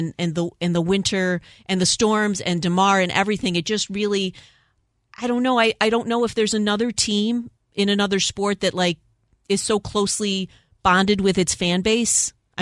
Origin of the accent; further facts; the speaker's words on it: Olean, New York, United States; I don't live in Buffalo. I'm from Olean, New York